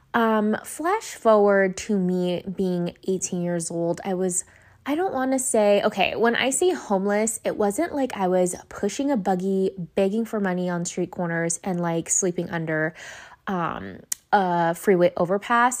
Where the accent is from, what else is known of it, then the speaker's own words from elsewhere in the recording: Los Angeles, California, United States; I went to five different elementary schools 'cause I moved back from East L A to the Valley multiple times as a kid until we finally settled down in, um, Canoga Park